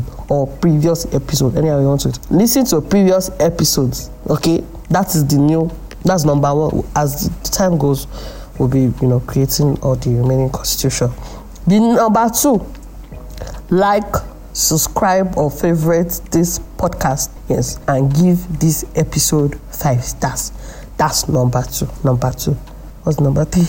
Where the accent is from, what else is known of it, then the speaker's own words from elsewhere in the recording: Nigeria; here in Nigeria